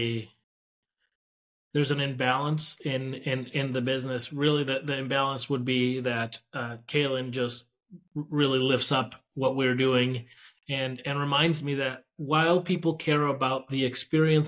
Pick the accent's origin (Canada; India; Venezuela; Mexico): Mexico; now in United States; my narrative as an immigrant. First generation immigrant, right? I was born in Mexico